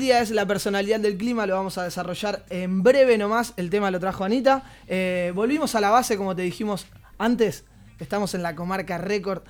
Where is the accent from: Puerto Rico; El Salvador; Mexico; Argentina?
Argentina; now in Barcelona, Spain; personas como nosotros, que somos argentinos, que vivimos en Barcelona